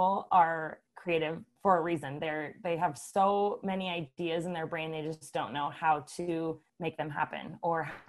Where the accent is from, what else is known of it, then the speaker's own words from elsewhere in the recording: Columbus, Nebraska, United States; moved away as an adult; now in Lincoln, United States; I'm originally from Columbus, Nebraska.